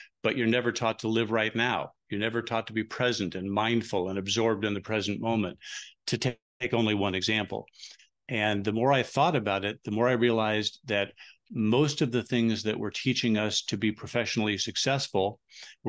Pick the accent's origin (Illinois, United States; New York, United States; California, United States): California, United States; Huntington Beach; now in Phoenix, United States; I grew up in Huntington Beach, and that feels like going home to me.